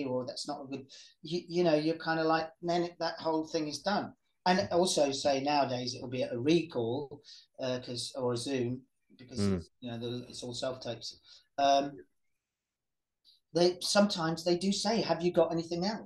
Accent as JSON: {"language": "English", "area": "Welsh", "region": "Wales", "country": "United Kingdom", "said": "I'm Welsh"}